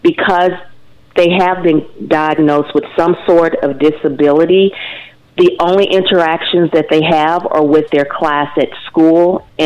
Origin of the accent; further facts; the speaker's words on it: Nashville, Arkansas, United States; moved away as an adult; also born or lived in Fayetteville, Arkansas / Dallas, Texas; I am originally from Nashville, Arkansas, just right down the street.